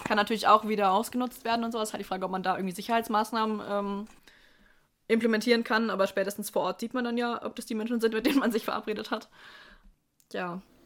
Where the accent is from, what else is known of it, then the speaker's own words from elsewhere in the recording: Ansbach, Bavaria, Germany; in meiner Heimatstadt gab es bis ähm, vor Corona auch einen, also Ansbach Open hieß